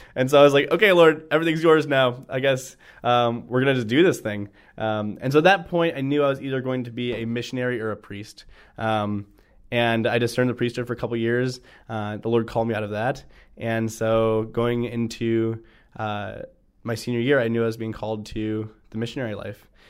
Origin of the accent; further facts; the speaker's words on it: North Royalton, Ohio, United States; I grew up in the Cleveland area, a town called North Royalton